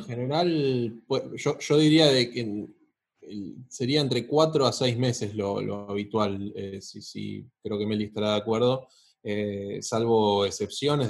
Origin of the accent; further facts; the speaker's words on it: Argentina; como argentino